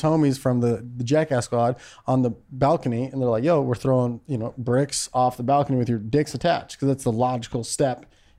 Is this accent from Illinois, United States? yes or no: yes; Naperville, Illinois, United States; I'm from Naperville, Illinois, represent